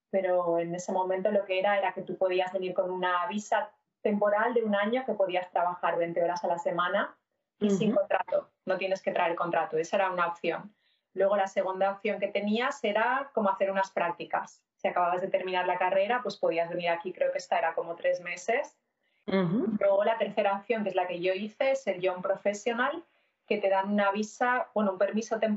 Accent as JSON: {"language": "Spanish", "town": "Castellón", "region": "Valencian Community", "country": "Spain", "tie": "born or raised there", "also_born_or_lived": "Alcoy", "moved": "as an adult", "lives_now": "Montreal, Canada", "said": "soy una chica española que nací en Alcoy, pero viví casi toda mi vida hasta que vine aquí en Castellón. Y hace ya 10 años que llegué a Canadá, estoy ahora mismo en Montreal"}